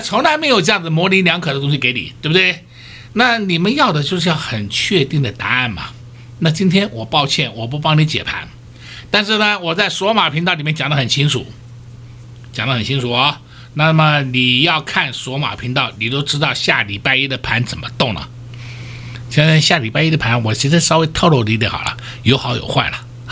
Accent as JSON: {"language": "Chinese", "country": "Taiwan", "said": "我们台湾人民"}